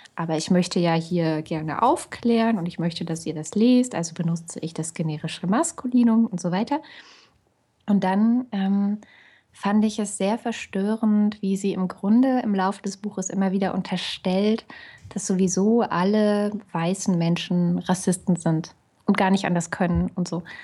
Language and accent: German; East Germany, Germany; ich bin in der DDR geboren